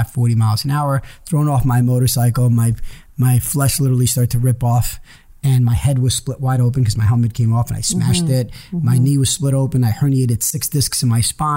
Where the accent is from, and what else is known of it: Cliffside Park, New Jersey, United States; born or raised there; English is a second language; also born or lived in Israel